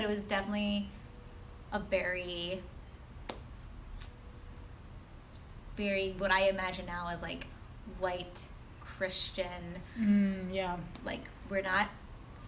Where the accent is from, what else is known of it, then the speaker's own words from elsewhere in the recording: Ohio, United States; I grew up in what we call, like, the Midwest. I grew up in Ohio